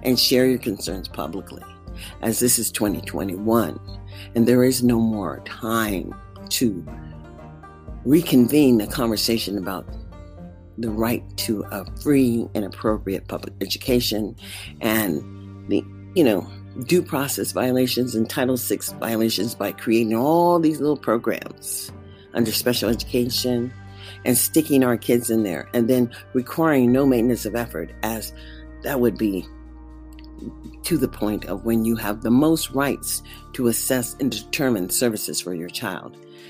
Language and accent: English; United States; I am an American